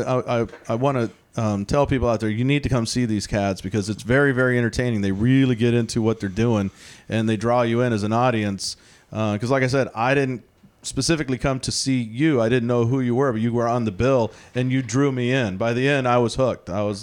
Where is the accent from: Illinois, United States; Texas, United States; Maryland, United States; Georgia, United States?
Texas, United States; now in Tacoma, United States; I'm from Texas